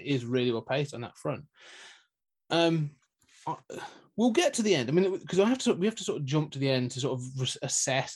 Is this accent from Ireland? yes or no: no; United Kingdom; we're both British